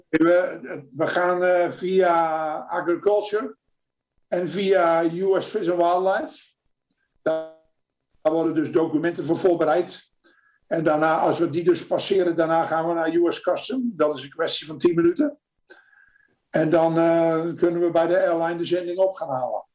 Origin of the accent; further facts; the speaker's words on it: Netherlands; first language Dutch; moved away as an adult; now in United States; En je doet als Nederlander eh, in het Nederlands